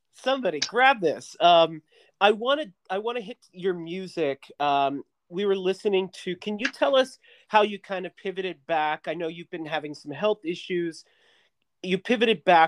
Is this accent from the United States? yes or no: yes; Western Pennsylvania, United States; I'm from Western Pennsylvania.